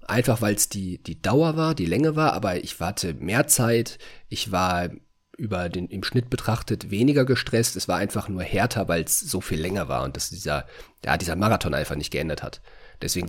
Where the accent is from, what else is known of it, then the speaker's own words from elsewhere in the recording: North Rhine-Westphalia, Germany; moved away as an adult; now in Hungary; bei uns in NRW, in, entweder in Köln oder in, äh, in Bochum